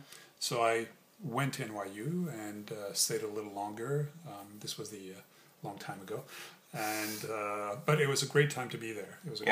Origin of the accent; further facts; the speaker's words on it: Montreal, Quebec, Canada; also born or lived in France / New York, United States; spent childhood years in North America, in Canada, in Montreal and New York.